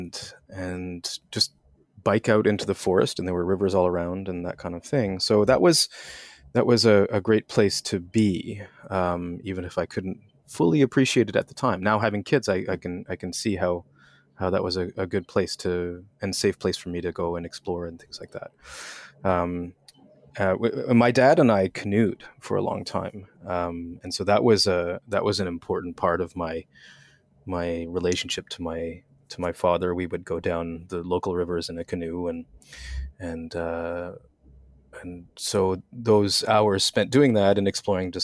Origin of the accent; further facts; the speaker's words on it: outside of Montreal, Quebec, Canada; I grew up in Quebec, outside of Montreal.